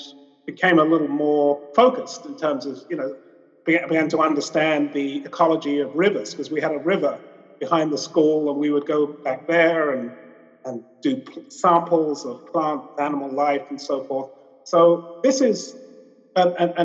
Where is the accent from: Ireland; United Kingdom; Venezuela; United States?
United Kingdom; London; I was a young child and I grew up in London